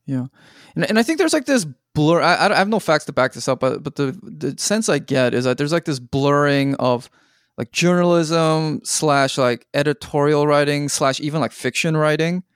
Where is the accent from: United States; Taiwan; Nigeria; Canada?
Canada; I watched it as a Canadian